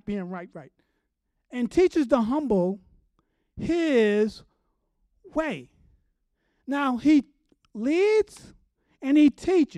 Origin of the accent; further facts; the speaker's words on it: New York City, New York, United States; moved away; I'm from New York City